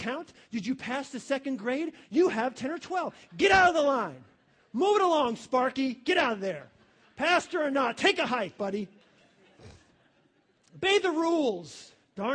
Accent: New York, United States; now in Ohio, United States; I come from New York, okay? I would not move back to New York. Ohio's my home.

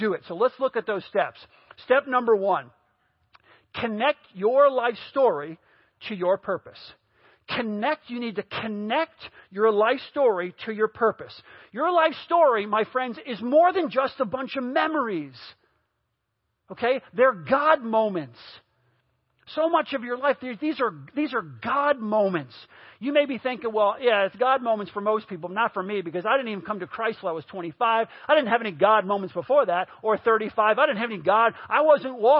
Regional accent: New York, United States; I grew up in New York

